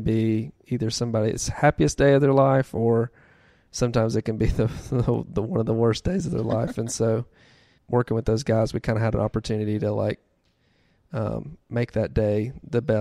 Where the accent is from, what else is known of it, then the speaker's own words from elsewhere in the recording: Birmingham, Alabama, United States; I am from Birmingham, I guess. Lived here for 21 years, mm-hmm. I believe. So we moved around a bunch when I was younger.